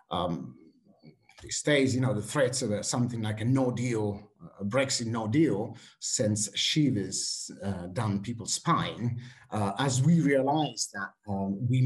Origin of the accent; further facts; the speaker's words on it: Switzerland; English is a second language; also born or lived in Italy; now in United Kingdom; I have to say I grew up partly in Switzerland and, uh, and in Italy. And uh, before coming to the UK